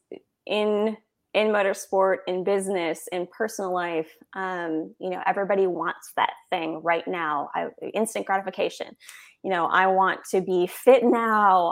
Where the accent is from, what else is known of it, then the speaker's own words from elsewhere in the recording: Minnesota, United States; moved away; I'm from Minnesota originally, so I grew up watching a lot of hockey